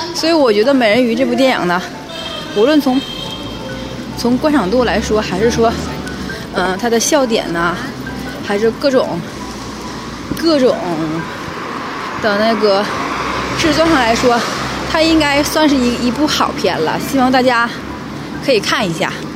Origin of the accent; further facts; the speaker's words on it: Northeast China, China; 我们东北人